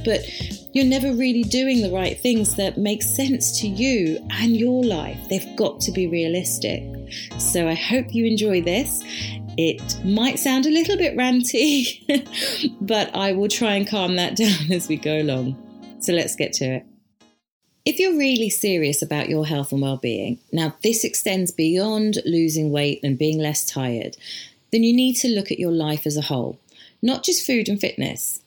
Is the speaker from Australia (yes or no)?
no; India; as an Indian